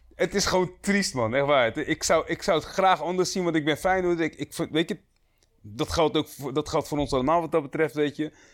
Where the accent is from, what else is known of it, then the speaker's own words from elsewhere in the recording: Rotterdam, South Holland, Netherlands; we zijn alle drie geboren en getogen in Rotterdam